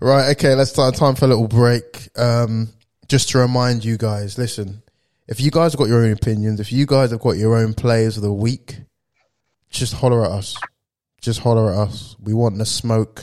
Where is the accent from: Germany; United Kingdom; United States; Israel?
United Kingdom; we are British